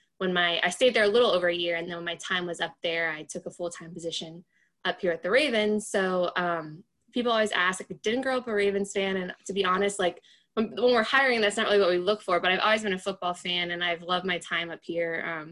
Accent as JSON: {"language": "English", "region": "North Carolina", "country": "United States", "tie": "born or raised there", "moved": "as an adult", "lives_now": "Baltimore, United States", "said": "I grew up in North Carolina"}